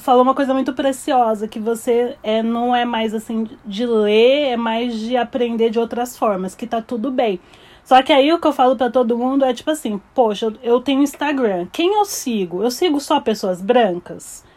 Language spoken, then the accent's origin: Portuguese; Barueri, São Paulo, Brazil; moved away as an adult; now in New York, United States; Eu sou de São Paulo, Barueri, Zona Oeste.